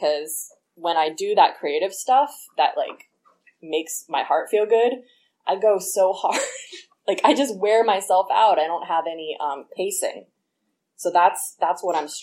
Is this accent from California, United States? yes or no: yes; the Bay Area, California, United States; I was born here in the Bay